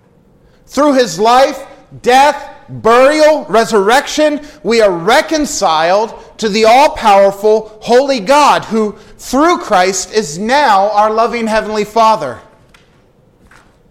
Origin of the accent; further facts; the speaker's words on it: United States; I grew up in Amish country